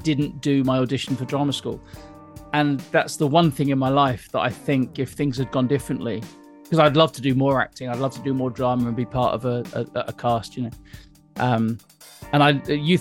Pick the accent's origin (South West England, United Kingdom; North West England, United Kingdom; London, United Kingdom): South West England, United Kingdom; Weymouth; moved away; also born or lived in Suffolk; I was born in Weymouth. I was born right down there